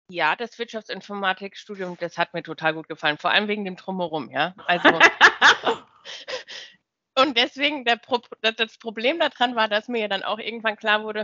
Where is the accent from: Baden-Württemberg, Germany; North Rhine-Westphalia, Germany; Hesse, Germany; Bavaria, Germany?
Hesse, Germany; Ja, genau, ich komme eigentlich da aus Rhein-Main-Gebiet.